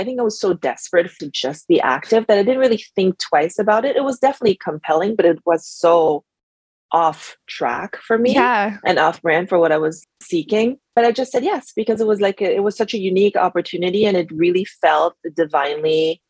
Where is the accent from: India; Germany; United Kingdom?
Germany; moved away as an adult; also born or lived in France / United States; now in New York, United States; I moved to New York from Europe, where I grew up. I grew up in Germany and France, and moved to the US in 2008 because I had the US passport.